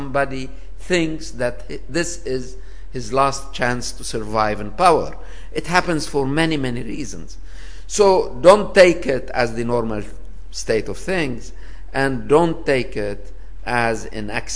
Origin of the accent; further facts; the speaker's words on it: Lebanon; now in Paris, France; my home country, Lebanon